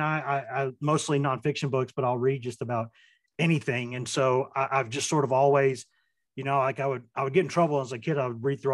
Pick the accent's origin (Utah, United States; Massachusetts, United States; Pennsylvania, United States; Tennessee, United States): Tennessee, United States; Maynardville; I grew up, I guess, like the first couple years of my life, I lived like at our family farm, or one of them, out there in Maynardville, Tennessee